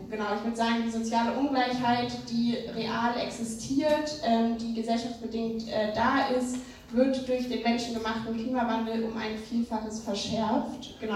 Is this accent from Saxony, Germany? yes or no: yes; Saxony, Germany; Ich komme aus Sachsen. Ähm, genau, und in Sachsen, äh, wie euch wahrscheinlich auch allen bewusst ist, droht uns eine schwarz-blaue